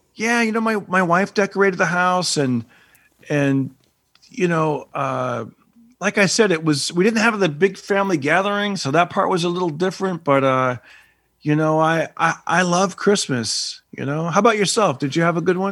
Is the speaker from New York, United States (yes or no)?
no; Fresno, California, United States; my hometown of Fresno